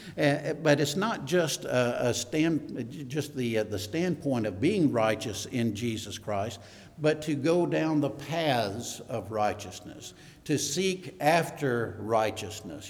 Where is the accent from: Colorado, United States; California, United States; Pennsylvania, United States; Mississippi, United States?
Mississippi, United States; moved away; also born or lived in New Mexico / San Antonio, Texas; we were from Mississippi, by the way, so I'm, I'm originally from Mississippi